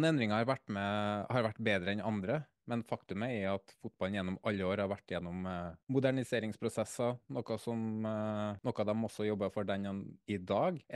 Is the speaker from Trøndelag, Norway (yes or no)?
yes; Trøndelag, Norway; Jeg er trønder, så jeg